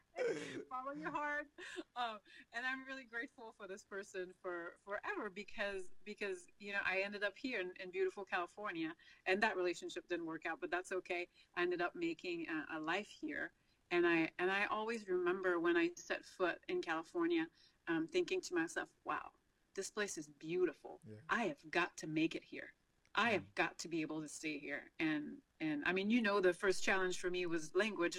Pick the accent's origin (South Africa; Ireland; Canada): Canada; Quebec; first language French; English is a second language; moved away as an adult; now in United States; the province of Quebec is where I'm from, and it's a French-speaking province. So French is my first language